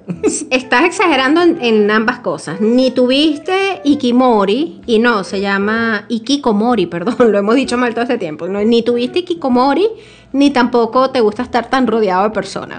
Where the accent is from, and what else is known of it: Venezuela